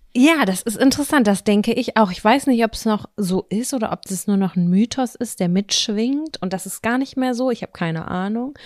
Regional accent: Lübbecke, North Rhine-Westphalia, Germany; moved away; der Marktkauf bei uns in Lübbecke

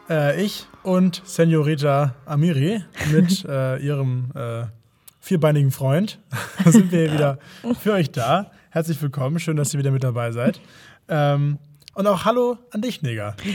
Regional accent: Hamburg, Germany; also wie bei mir in Hamburg. Finde, ja, ja. Gebürtiger Hamburger Jung.

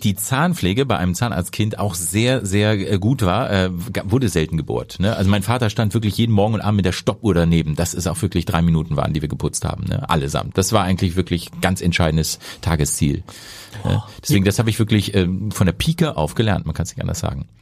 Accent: Hankensbüttel, Lower Saxony, Germany; now in Hamburg, Germany; in dem Ort, wo ich herkomme, äh, aus Niedersachsen, Hankensbüttel. Jetzt natürlich in Hamburg

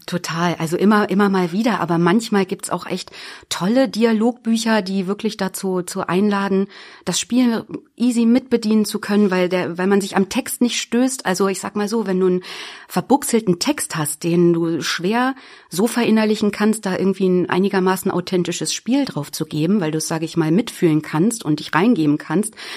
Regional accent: Büddenstedt, Lower Saxony, Germany; Also ich bin aus der Weltmetropole Büttenstedt, das ist hier in der Region im Landkreis Helmstedt.

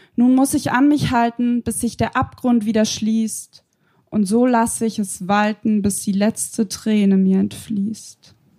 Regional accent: Bavaria, Germany; komme auch ursprünglich aus Bayern

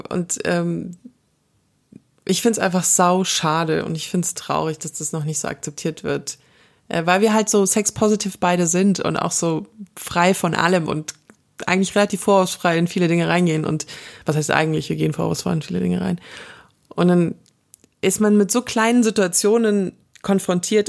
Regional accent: Southern Germany, Germany; Wir kommen beide aus Süddeutschland

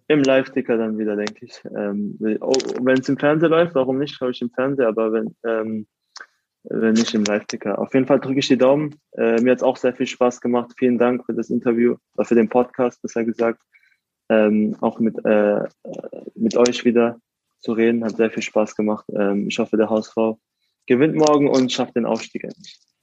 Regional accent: Karlsruhe, Baden-Württemberg, Germany; aus Karlsruhe bin ich in der Südstadt aufgewachsen

